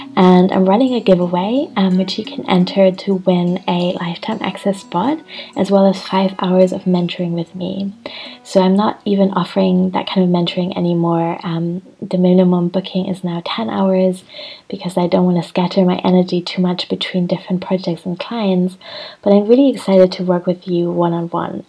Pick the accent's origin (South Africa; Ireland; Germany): Germany; Hamburg; I'm in Hamburg in my hometown.